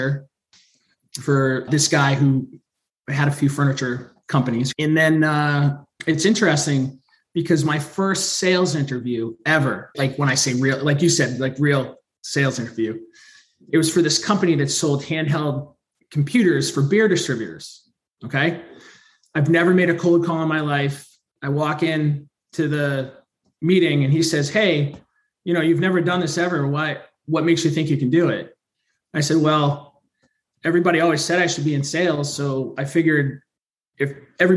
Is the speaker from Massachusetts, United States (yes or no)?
yes; North of Boston, Massachusetts, United States; I'm from the Northeast, right? North of Boston